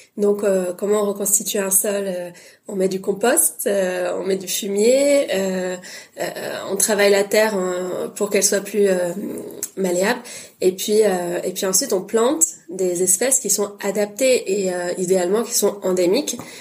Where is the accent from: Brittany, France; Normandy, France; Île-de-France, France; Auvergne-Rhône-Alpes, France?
Île-de-France, France; Paris; j'ai une mère bretonne et un père tunisien et je suis née à Paris